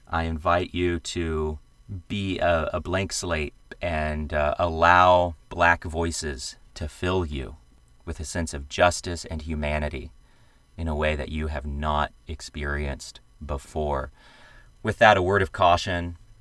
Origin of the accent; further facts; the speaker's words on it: the American South, United States; I am a Southerner. I come from a plantation family that back in the day owned slaves